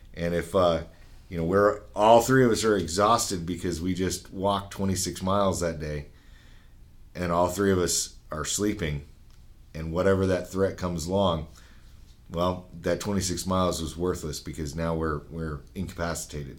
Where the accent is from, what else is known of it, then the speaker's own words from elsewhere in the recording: Utah, United States; I'm from Utah, Utah was set up where there was a town every 10 miles